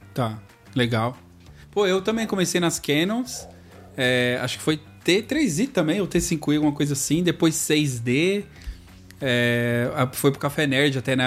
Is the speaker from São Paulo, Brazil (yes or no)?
yes; São Paulo, Brazil; moved away; Eu vim de São Paulo